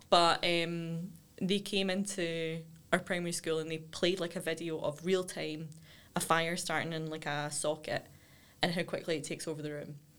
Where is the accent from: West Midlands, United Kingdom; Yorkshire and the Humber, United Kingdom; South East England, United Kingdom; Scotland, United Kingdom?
Scotland, United Kingdom; Cumbernauld; I grew up in Broadwoods, which is just outside